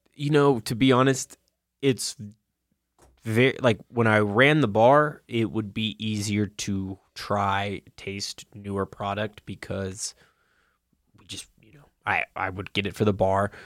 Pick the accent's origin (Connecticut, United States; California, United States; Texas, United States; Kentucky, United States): Kentucky, United States; growing up in Kentucky